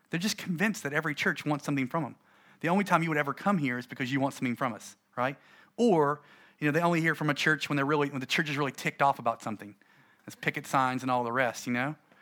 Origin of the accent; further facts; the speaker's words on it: United States; I'm American